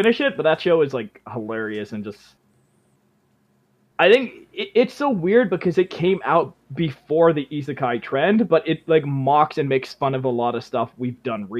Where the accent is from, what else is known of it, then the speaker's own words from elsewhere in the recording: Canada; I'm from the land of beavers.